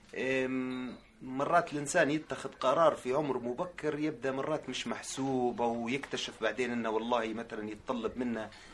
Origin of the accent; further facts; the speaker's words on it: Tripoli, Tripoli District, Libya; moved away as an adult; now in Italy; من سكان مدينة طرابلس، آم، جيت لإيطاليا في ألفين وأربعتاش